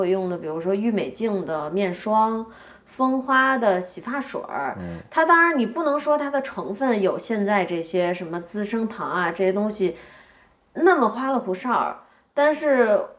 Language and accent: Chinese; China; 也恰恰是因为我是在中国长大的，但我比你大五岁。